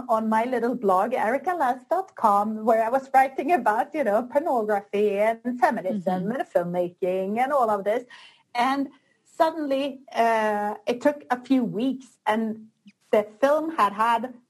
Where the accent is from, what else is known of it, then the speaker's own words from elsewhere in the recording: Sweden; moved away as an adult; now in Barcelona, Spain; I was born in Sweden, but I moved down to Barcelona in Spain.